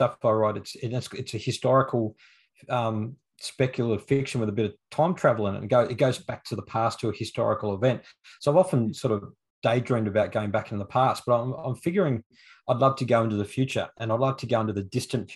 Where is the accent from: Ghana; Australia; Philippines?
Australia; Toowoomba, Queensland; now in Brisbane, Australia; I live in Brisbane, born and bred in Queensland. I was actually born and raised in the city of Toowoomba.